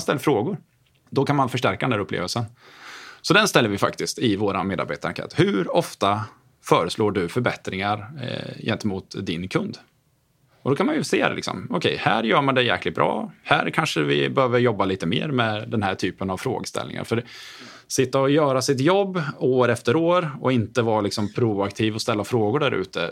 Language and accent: Swedish; Åtvidaberg, Östergötland, Sweden; moved away; also born or lived in Gothenburg; jag är född och uppväxt i Åtvidaberg